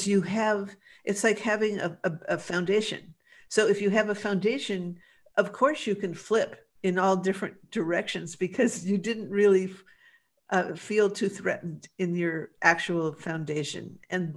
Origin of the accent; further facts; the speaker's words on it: Los Angeles, California, United States; I grew up in West